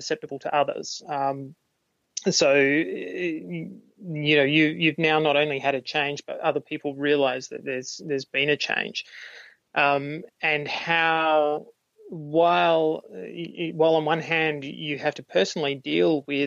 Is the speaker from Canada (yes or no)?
no; Australia; I'm an Australian, and I make films